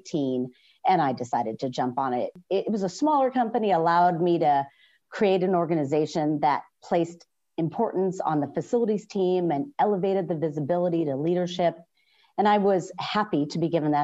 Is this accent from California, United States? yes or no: yes; Northern California, United States; I was born and raised in Northern California